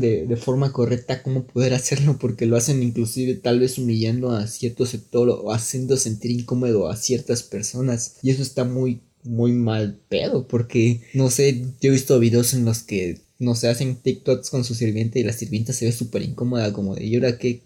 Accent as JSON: {"language": "Spanish", "country": "Mexico", "said": "nosotros que somos de México"}